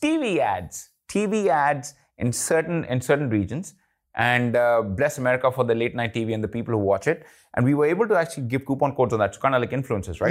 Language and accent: English; India; I'm Indian